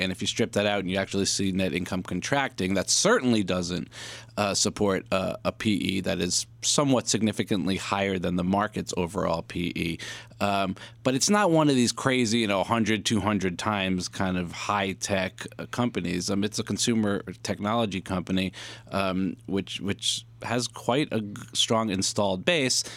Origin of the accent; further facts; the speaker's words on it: New York, United States; I'm a New Yorker